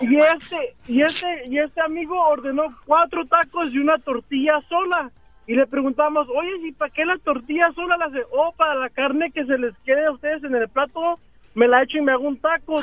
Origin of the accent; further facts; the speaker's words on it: Salinas, California, United States; now in Fresno, United States; Nací en una ciudad muy hermosa Llamada Salinas